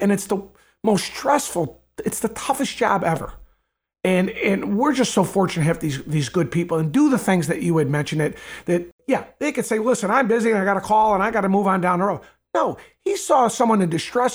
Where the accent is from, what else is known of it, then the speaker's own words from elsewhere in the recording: Evergreen Park, Illinois, United States; I was born in Evergreen Park. I've lived in Evergreen Park my whole life. I've never left Evergreen Park